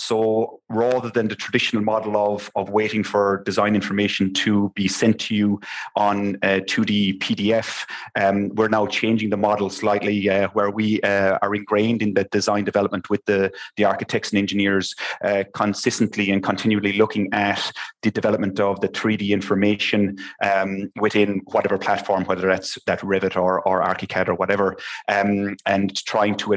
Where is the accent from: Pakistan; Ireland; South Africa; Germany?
Ireland; Limerick, Munster; also born or lived in Copenhagen, Denmark; I'm originally from Limerick, so I'm back and forth between the two